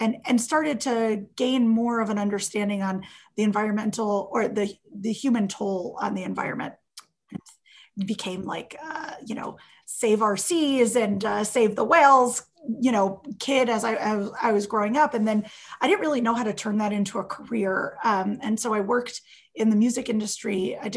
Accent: Miami, Florida, United States; I grew up in Miami

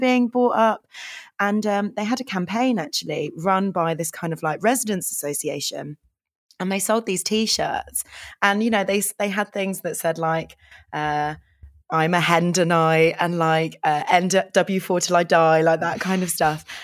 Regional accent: London, United Kingdom; I grew up in Hendon

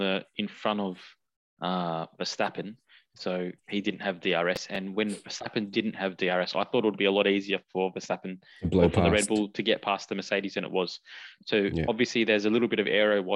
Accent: Australia; As an Australian fan

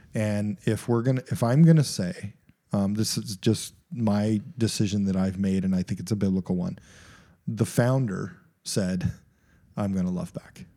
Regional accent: United States; even as an American

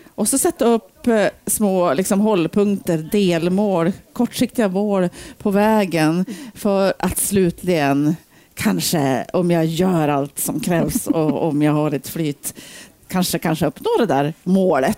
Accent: Ullånger, Västernorrland County, Sweden; also born or lived in Bergeforsen, Sundsvall; now in Sundsvall, Sweden; Jag är uppvuxen uppe i Ullången, Höga Kusten.

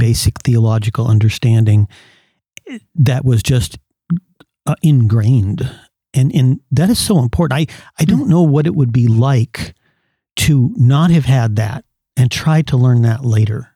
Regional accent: California, United States; I went to Christian schools in growing up in California

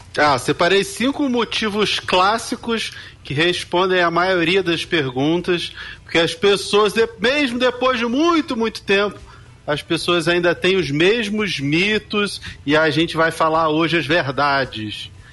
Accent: Rio de Janeiro, Brazil; Eu nasci muito pobre, numa região carente do Rio de Janeiro. Eu sou lá do bairro do Rio Comprido

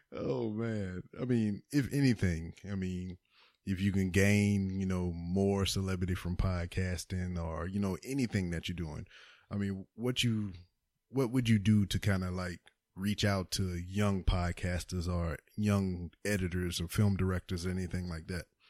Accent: Lake Charles, Louisiana, United States; moved away as an adult; now in Houston, United States; I'm from Lake Charles. Lake Charles is in Louisiana

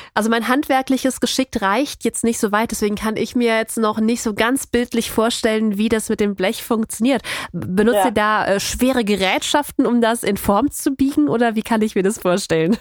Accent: North Rhine-Westphalia, Germany; wir kommen ja, ja aus NRW

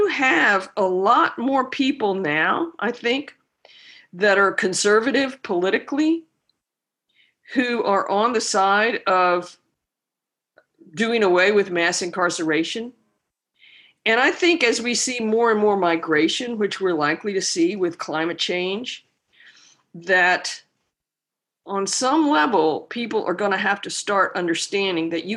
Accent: the South, United States; also born or lived in Austin, Texas; now in Louisiana, United States; I grew up in the South

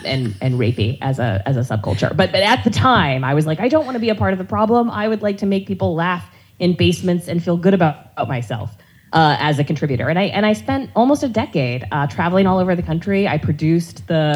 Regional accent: North Carolina, United States; I grew up in the Bible Belt, you know, North Carolina on military bases

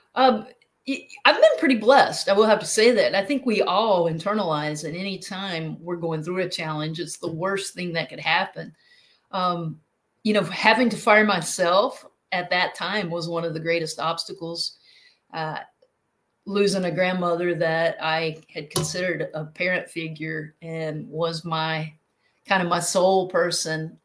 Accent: North Carolina, United States; now in South Carolina, United States; originally from North Carolina, but I live in South Carolina now

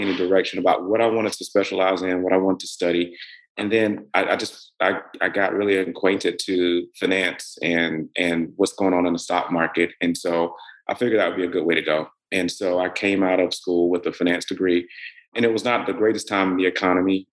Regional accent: Middle Georgia, United States; also born or lived in Atlanta, Georgia; I grew up in Middle Georgia

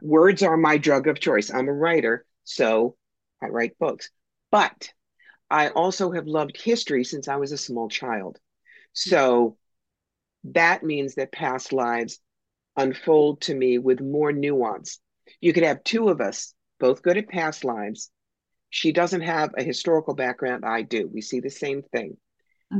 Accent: United States; I'm American

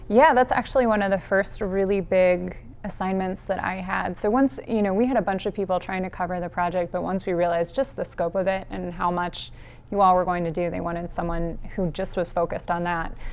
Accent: Northeast Ohio, United States; also born or lived in Missouri; now in Canton, United States; But I grew up in Northeast Ohio

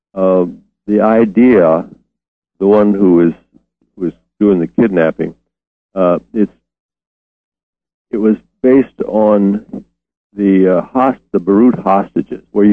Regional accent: Detroit, Michigan, United States; also born or lived in New Orleans / Oklahoma City / Dallas / Memphis; I've been in Detroit since I was 9 years old.

